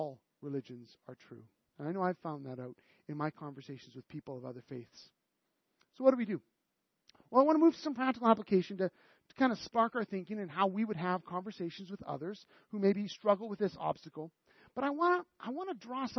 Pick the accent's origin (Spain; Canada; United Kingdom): Canada; we're so Canadian